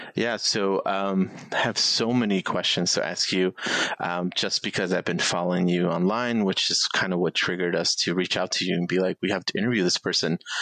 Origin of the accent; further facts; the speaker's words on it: Chicago, Illinois, United States; I'm in the South Side. I was born and raised like in Pilsen and you know kind of back of the yards area